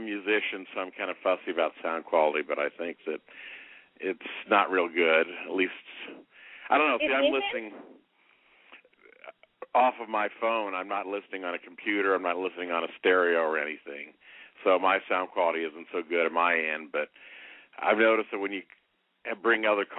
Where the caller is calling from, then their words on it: Indianapolis, Indiana, United States; Indianapolis, longtime listener and caller, 51 years old.